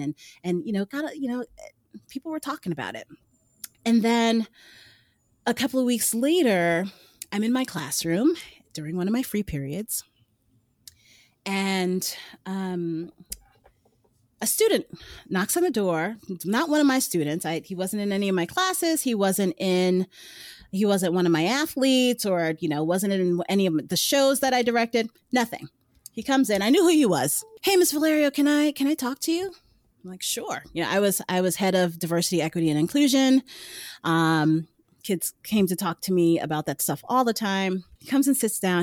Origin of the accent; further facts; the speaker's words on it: New York City, New York, United States; I lived in New York City. I'm from Brooklyn. Yuh, Brooklyn